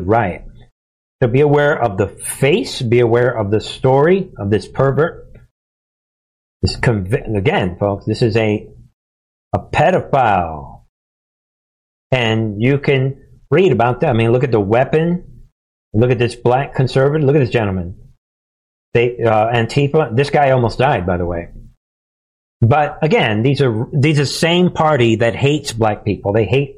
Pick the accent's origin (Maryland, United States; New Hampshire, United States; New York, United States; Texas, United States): New York, United States; growing up in New York in my years ago